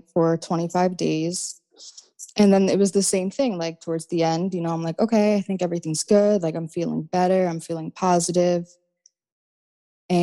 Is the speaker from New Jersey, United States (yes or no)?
yes; New Jersey, United States; I'm from South Jersey